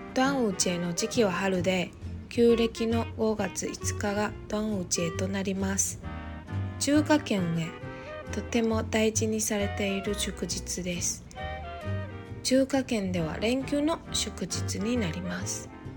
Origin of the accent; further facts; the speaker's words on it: southern Taiwan, Taiwan; moved away; 私は南部出身だけど